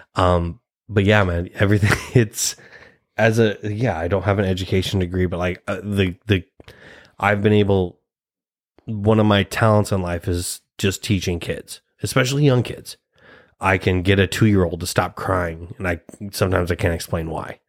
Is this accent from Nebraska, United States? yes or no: yes; Nebraska, United States; we're both two Nebraska boys